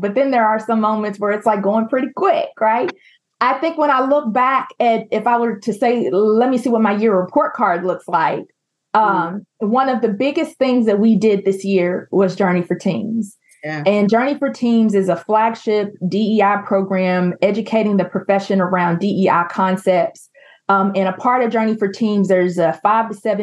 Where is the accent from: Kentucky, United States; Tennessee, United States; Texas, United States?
Kentucky, United States; Louisville; my hometown in Louisville, Kentucky